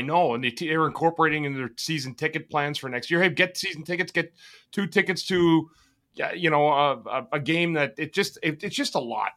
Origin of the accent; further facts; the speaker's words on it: Ottawa, Ontario, Canada; I grew up in Ottawa, the canal, the lakes were frozen